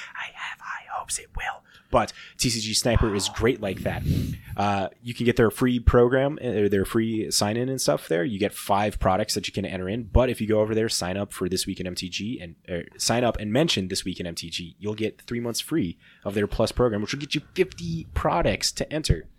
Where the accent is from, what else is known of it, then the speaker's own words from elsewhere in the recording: Midwest, United States; we're just schmucks from the Midwest